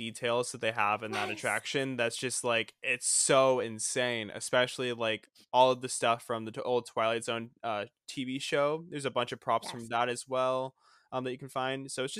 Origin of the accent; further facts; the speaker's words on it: Florida, United States; moved away as an adult; now in California, United States; I grew up in Florida, so I lived like, I don't know, an hour from the park.